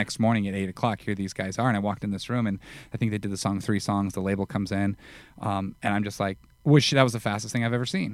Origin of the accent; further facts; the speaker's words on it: Las Vegas, Nevada, United States; moved away; I was from Vegas